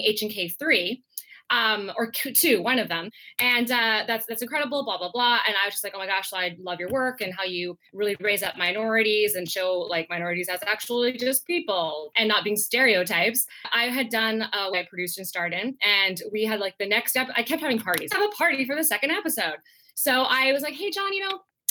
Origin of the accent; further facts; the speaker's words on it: Langley, British Columbia, Canada; also born or lived in Napa Valley, California / Singapore / Philippines; I grew up mostly here in Langley, which is about 45 minutes outside of Vancouver